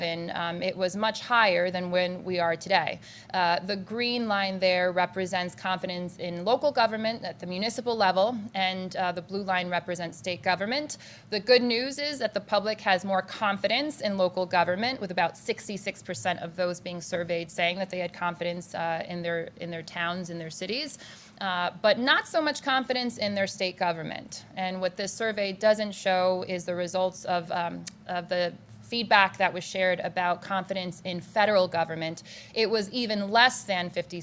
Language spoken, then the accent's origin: English; Hartford, Connecticut, United States; also born or lived in Syracuse, New York / New York City; growing up in Hartford